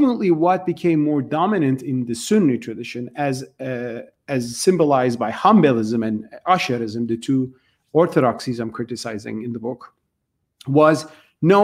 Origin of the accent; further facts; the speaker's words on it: Turkey; I grew up with this in Turkey